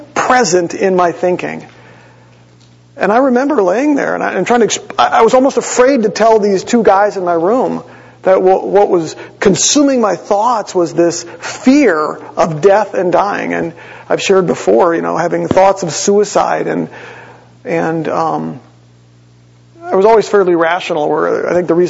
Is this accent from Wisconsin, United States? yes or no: yes; Green Bay, Wisconsin, United States; growing up, as we would drive the 6 hours from Green Bay